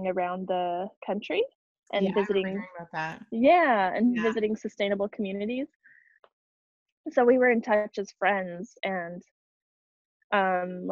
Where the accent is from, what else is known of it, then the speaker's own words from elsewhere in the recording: New Mexico, United States; moved away; I grew up in New Mexico. And I moved back